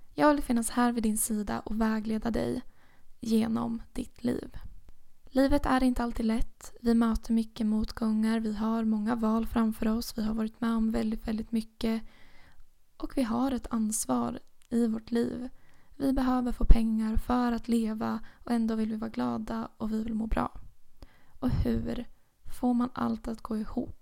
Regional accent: Motala, Östergötland, Sweden; also born or lived in Uppsala; Motala är min hemstad

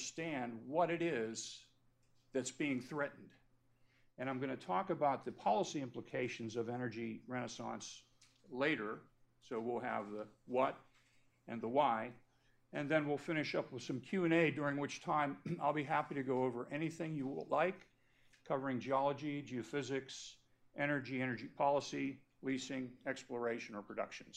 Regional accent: Pennsylvania, United States; in my home state of Pennsylvania

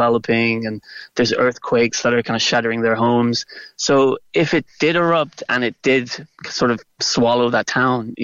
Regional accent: Macroom, Munster, Ireland; moved away as an adult; now in Reykjavik, Iceland; I grew up just outside of Macroom

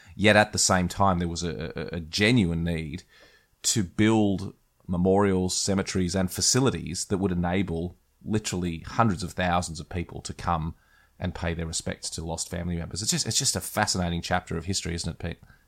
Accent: Australia; as an Australian

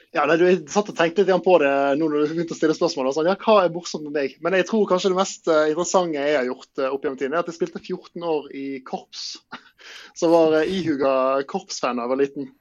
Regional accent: Bergen, Vestland, Norway; jeg er jo fra Bergen, så det ja. kan være greit å ha liksom sommeren i nærheten av familie og venner

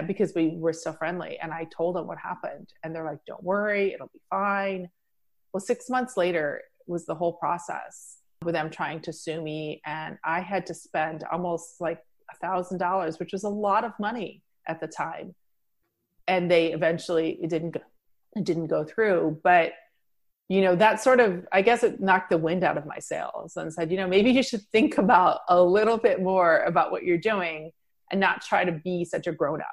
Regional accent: Midwest, United States; moved away as an adult; also born or lived in New York; I grew up in the Midwest

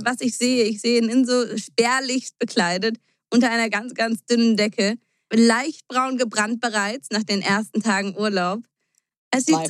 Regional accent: Germany; bei uns in Deutschland

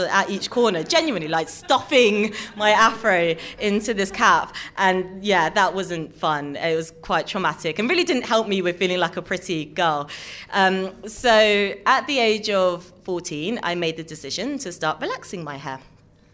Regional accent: London, United Kingdom; I'm a mixed race girl born and bred in London

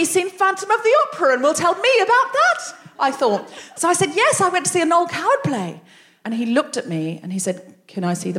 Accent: Australia; moved away as an adult; now in London, United Kingdom; being a young Australian woman, from a beach town where people speak to each other

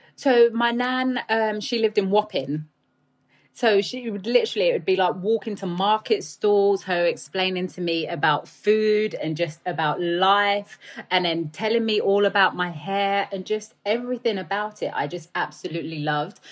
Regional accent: London, United Kingdom; accent: Cockney; also born or lived in United States; I grew up in the East End of London in a flat in a tower building

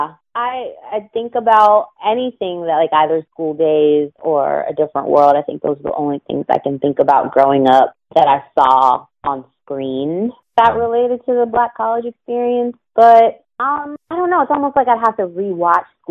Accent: Pittsburgh, Pennsylvania, United States; moved away as an adult; also born or lived in Florida; growing up in Pittsburgh

